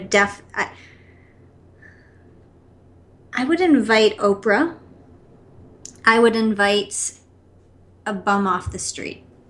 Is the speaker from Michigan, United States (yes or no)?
yes; outside of Detroit, Michigan, United States; I was born outside of Detroit